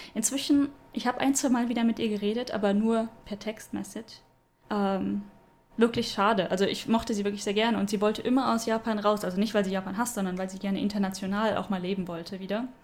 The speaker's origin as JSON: {"language": "German", "town": "Stuttgart", "region": "Baden-Württemberg", "country": "Germany", "moved": "yes", "said": "da, wo ich herkomme"}